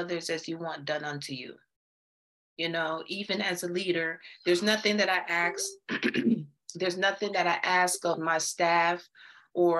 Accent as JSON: {"language": "English", "country": "Jamaica", "moved": "yes", "lives_now": "Athens, Georgia, United States", "said": "I'm originally from Jamaica"}